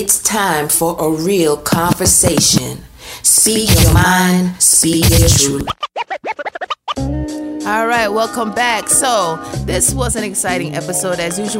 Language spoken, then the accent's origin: English; Jamaica; now in United States; I came all the way from Jamaica